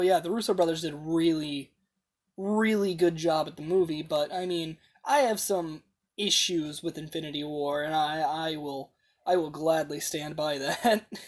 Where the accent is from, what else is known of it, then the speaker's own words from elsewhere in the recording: United States; as an American